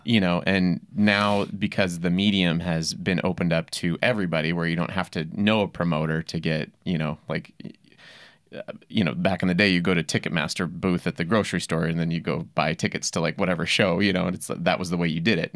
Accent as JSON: {"language": "English", "town": "Yankton", "region": "South Dakota", "country": "United States", "tie": "born or raised there", "said": "I grew up in Yankton, South Dakota"}